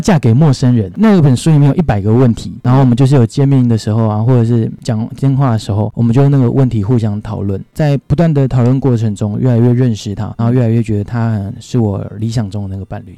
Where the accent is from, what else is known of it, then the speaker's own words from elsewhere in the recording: Penghu County, Taiwan; moved away; 我老家在澎湖